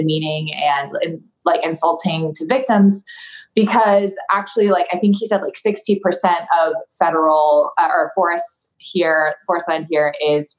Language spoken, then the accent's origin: English; Malibu, California, United States; I grew up in Malibu. We still have my childhood home there.